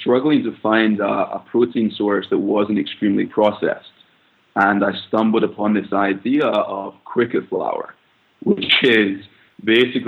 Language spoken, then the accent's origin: English; Scotland, United Kingdom; moved away as an adult; now in United States; I am originally from Scotland, grew up there, came to the US around 5 years